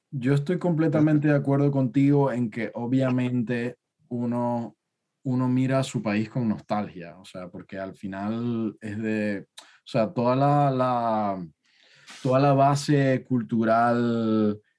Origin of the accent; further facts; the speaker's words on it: Venezuela; now in United Kingdom; los venezolanos que estamos en el exterior